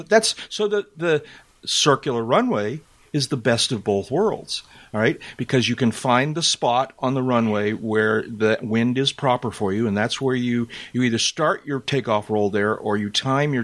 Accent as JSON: {"language": "English", "town": "Boston", "region": "Massachusetts", "country": "United States", "tie": "born or raised there", "said": "I grew up in Greater Boston. I learned to drive in Greater Boston"}